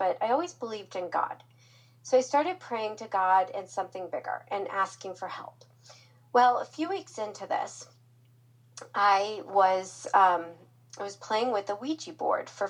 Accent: Omaha, Nebraska, United States; moved away as an adult; also born or lived in Florida; I'm from Omaha, Nebraska, so I was a long ways from home

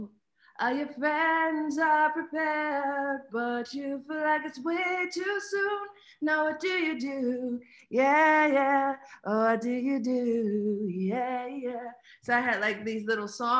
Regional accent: Pittsburgh, Pennsylvania, United States; I'm from Pittsburgh

